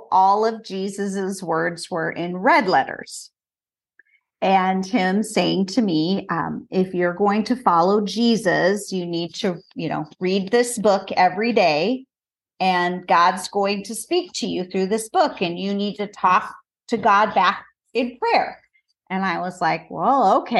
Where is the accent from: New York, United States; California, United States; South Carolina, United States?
California, United States; Southern; I grew up in Southern California